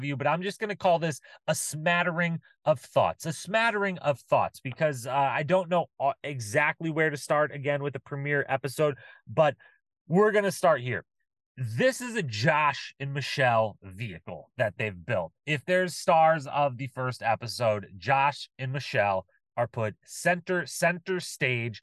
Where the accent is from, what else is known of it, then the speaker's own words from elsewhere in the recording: Bryan, Ohio, United States; from Bryan, Ohio, my hometown